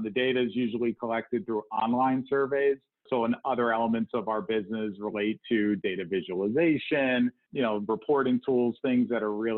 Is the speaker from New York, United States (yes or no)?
yes; New York metropolitan area, United States; moved away as an adult; also born or lived in New Jersey / Connecticut; now in Cleveland, United States; I grew up in the New York metropolitan area